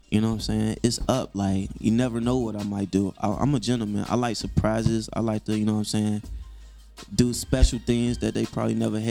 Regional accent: Chicago, Illinois, United States; I'm from Chicago

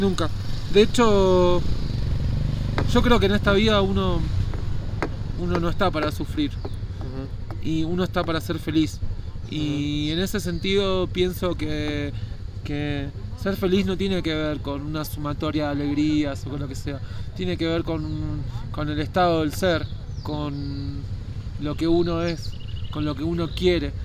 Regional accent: Escobar, Buenos Aires Province, Argentina; moved away as an adult; Soy de Escobar, se llama el pueblo. Queda unos 50 kilómetros al norte de la capital de Buenos Aires

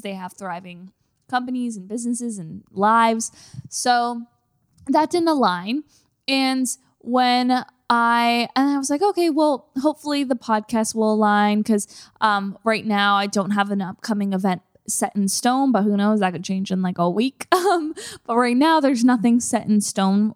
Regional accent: Canada; moved away as an adult; now in Los Angeles, United States; I'm a Canadian.

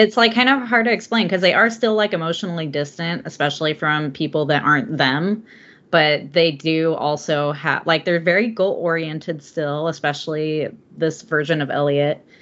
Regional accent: Southern California, United States; now in Oregon, United States; I'm from Southern California originally

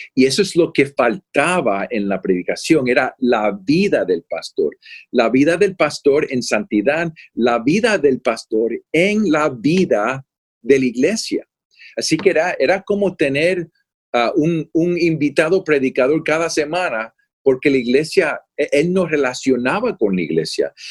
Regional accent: Florida, United States; also born or lived in Puerto Rico / California; now in Austin, United States; yo soy de Puerto Rico. A los ocho años nos mudamos a la Florida, en los Estados Unidos, y he vivido en California

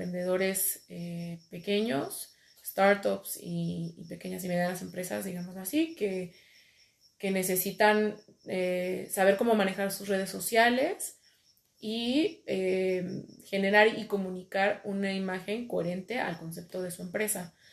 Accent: Mexico; also born or lived in Madrid, Spain; soy una chica mexicana emprendedora por naturaleza.

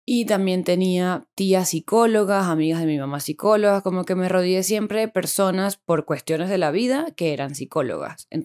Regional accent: Bogotá, Colombia; now in Medellín, Colombia; la mayoría somos personas que vinimos de Bogotá a vivir a Medellín y claramente no teníamos grupo acá

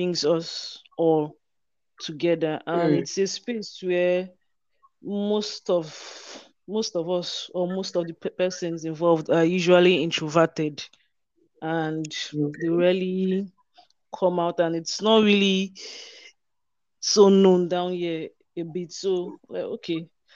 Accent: Rivers State, Nigeria; I'm from Rivers State, Nigeria.

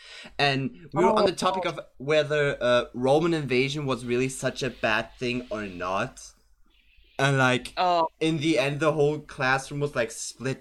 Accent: Germany; I'm German

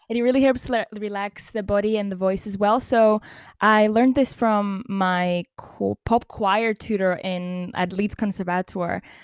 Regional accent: Cyprus; I'm from Cyprus

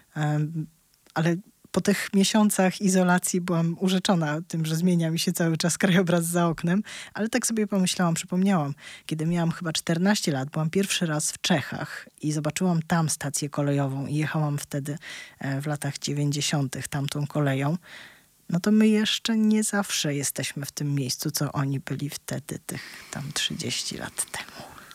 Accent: Warsaw, Masovian Voivodeship, Poland; ja się urodziłam w Warszawie, całe życie tutaj mieszkam

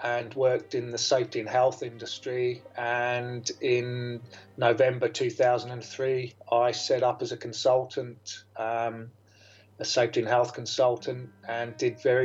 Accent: Jersey; moved away as an adult; also born or lived in Australia; I am born in Jersey in the Channel Islands. I moved to Australia when I was 26 years old. I lived there for just under 22 years. And I now find myself back in Jersey

